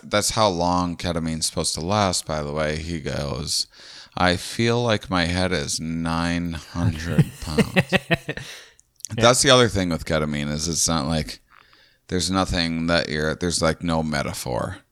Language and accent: English; Midwest, United States; we're all from the Midwest